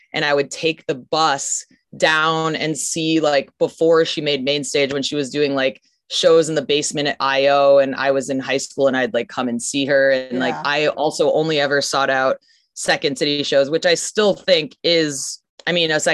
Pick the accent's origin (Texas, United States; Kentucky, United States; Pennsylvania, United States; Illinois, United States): Illinois, United States; Chicago; I grew up in Chicago